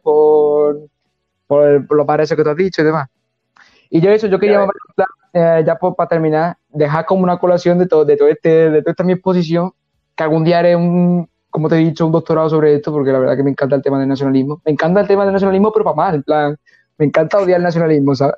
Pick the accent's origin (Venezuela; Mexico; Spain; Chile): Spain; Montilla, Andalusia; also born or lived in Seville / Hungary; yo de pequeño estuve 6 años en Sevilla y luego está la carrera 5 años, entonces son 11 años y tengo 23 y 11 que está en Montilla